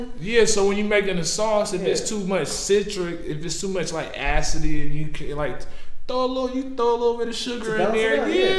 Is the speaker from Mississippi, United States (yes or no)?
no; New York, United States; I was born in New York. But I was raised, I was born, like, in New York.